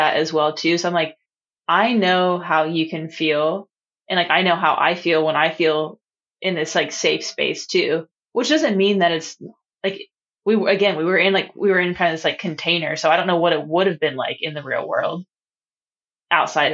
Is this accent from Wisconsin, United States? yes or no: no; North Carolina, United States; accent: Southern; now in Hawaii, United States; I'm from North Carolina.